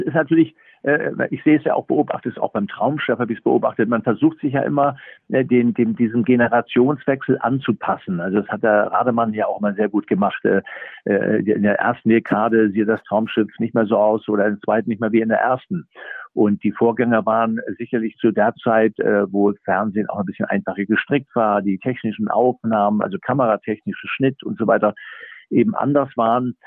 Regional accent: Germany; als Deutscher

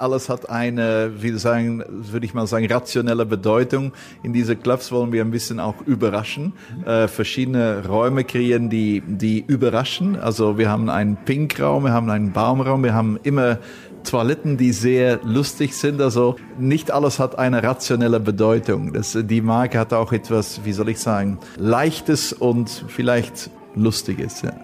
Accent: Belgium; ich bin Belgier

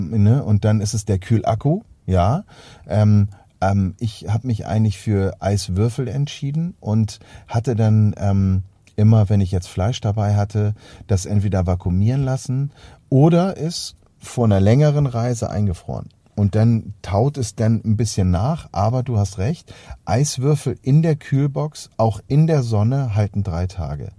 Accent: Hamburg, Germany; bei uns in Hamburg

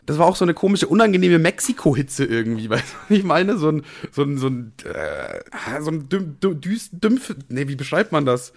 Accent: Germany; als Deutscher

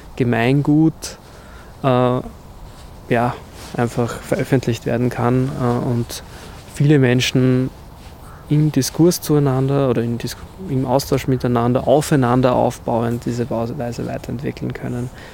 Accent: Vienna, Austria; vor allem natürlich als Wiener oder Österreicher, Wienerinnen, ähm, dass wir in einer historischen Stadt aufgewachsen sind

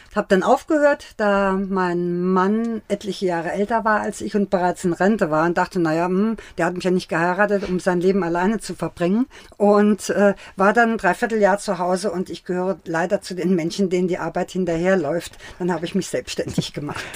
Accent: Bildstock, Saarland, Germany; born or raised there; also born or lived in Bad Godesberg; now in Mainz, Germany

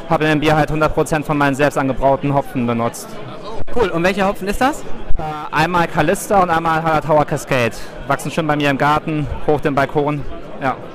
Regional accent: Stuttgart, Baden-Württemberg, Germany; Ja, ich komme eigentlich aus Stuttgart und bin aber über meinen Schwager hier äh, auf die Brauschau gekommen.

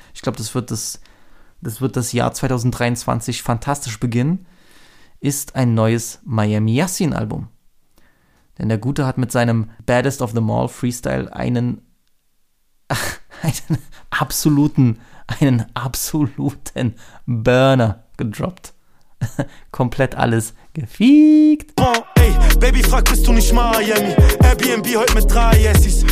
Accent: Germany; als Deutsche

